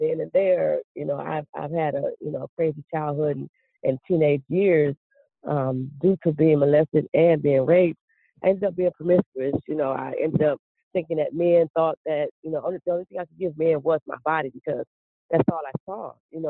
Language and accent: English; Cleveland, Ohio, United States; I grew up in Cleveland, Ohio.